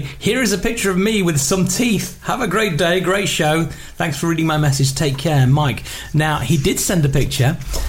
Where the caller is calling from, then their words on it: Corby, East Midlands, United Kingdom; I'm greeting you from Corby in Northamptonshire.